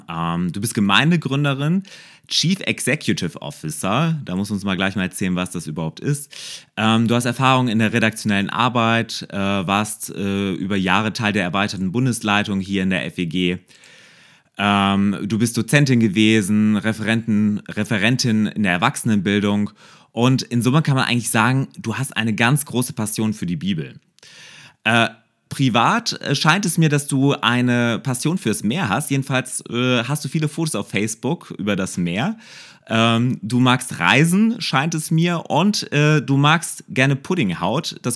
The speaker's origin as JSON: {"language": "German", "town": "Mönchengladbach", "region": "North Rhine-Westphalia", "country": "Germany", "said": "Aus Mönchengladbach."}